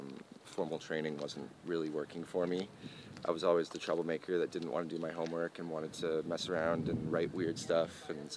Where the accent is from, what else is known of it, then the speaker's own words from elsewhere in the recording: Mayne Island, British Columbia, Canada; also born or lived in Vancouver, Canada; So I was born in Vancouver, and then I moved to a little island called Main Island, which is in British Columbia.